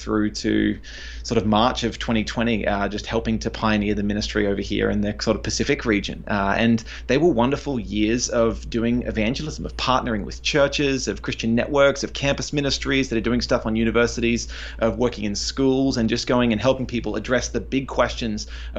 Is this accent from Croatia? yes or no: no; Australia; they do not understand Aussies very well, because our pronunciation is lazy. We drop the consonants off the end of words all the time.